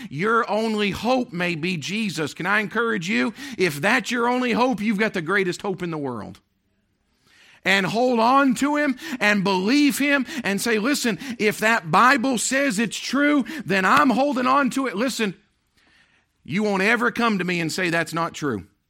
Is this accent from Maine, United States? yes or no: yes; Maine, United States; moved away; also born or lived in Tennessee / Pennsylvania; I was born and raised in Maine.